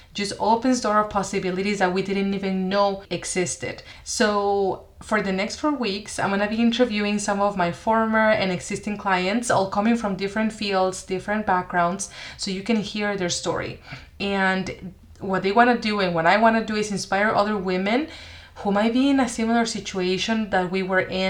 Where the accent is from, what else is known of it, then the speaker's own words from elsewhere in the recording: Mexico; moved away as an adult; also born or lived in Seattle, United States; I went to the US for college. I'm originally from Mexico